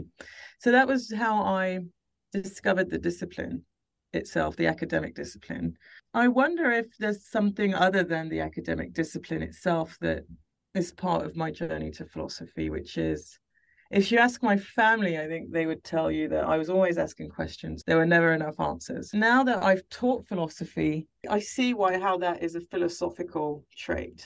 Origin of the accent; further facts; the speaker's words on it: France; I have older sisters, and we grew up in France.